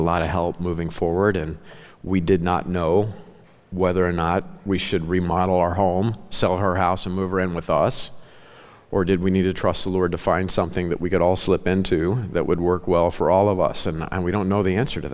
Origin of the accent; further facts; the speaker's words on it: Ozark Mountains, the Ozarks, United States; moved away; I grew up in the Ozark Mountains, okay? I'm a legit hillbilly. That's how I was raised.